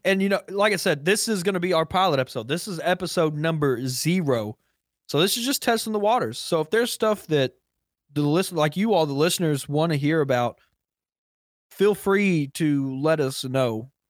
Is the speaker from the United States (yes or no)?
yes; Kentucky, United States; I'm also from Kentucky